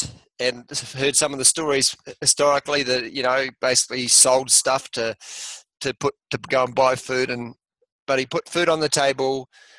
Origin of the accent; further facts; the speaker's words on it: Motueka, Tasman, New Zealand; also born or lived in Australia; We immigrated from Australia back to New Zealand to be with my father's father before he died in a little place in top of the South Island called Motueka.